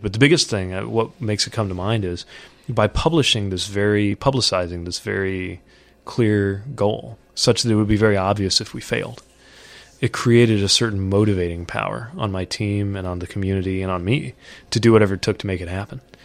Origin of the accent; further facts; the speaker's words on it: South Bend, Indiana, United States; it's my hometown